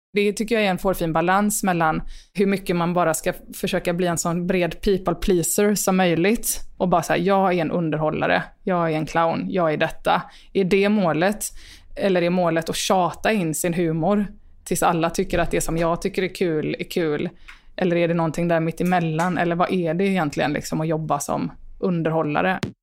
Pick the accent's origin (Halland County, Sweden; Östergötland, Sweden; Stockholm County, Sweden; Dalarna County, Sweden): Halland County, Sweden; Rolfstorp; also born or lived in Varberg; sen så flyttade vi ganska snabbt till Rolfstorp då, där jag är uppvuxen